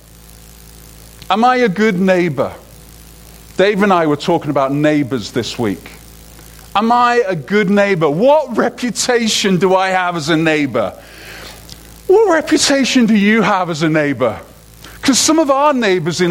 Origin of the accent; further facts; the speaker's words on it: United Kingdom; moved away; as a Brit